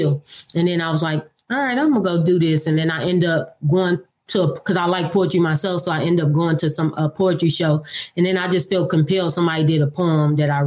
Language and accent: English; Detroit, Michigan, United States; moved away as an adult; now in Nashville, United States; I'm from Detroit, Michigan. I was born and raised in Detroit. I lived there all my life until I moved to Tennessee. I'm currently reside in Nashville, Tennessee